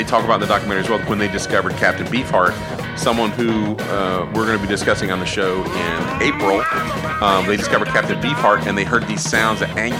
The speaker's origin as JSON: {"language": "English", "region": "the South", "country": "United States", "said": "I'm from the South. I know exactly what he"}